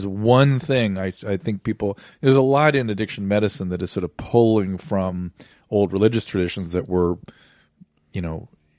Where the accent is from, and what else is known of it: Pasadena, California, United States